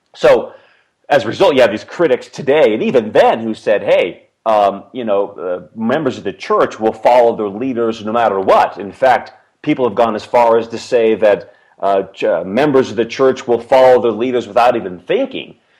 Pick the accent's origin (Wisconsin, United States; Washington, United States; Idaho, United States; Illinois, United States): Washington, United States; Seattle; moved away; also born or lived in Provo, Utah; I grew up in the Seattle, Washington area, and uh, my parents moved there when I was two years old